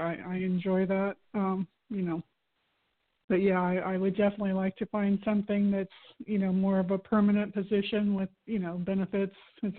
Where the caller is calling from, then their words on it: Florida, United States; Actually, I'm in your old stomping grounds. I live in Florida over by Disney.